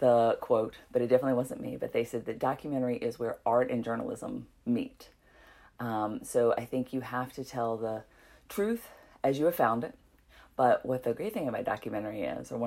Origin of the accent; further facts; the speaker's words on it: Walnut Cove, North Carolina, United States; I grew up in Walnut Cove, North Carolina, which is also in Stokes County